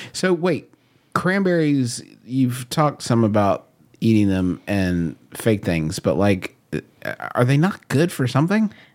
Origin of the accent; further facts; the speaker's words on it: United States; I'm an American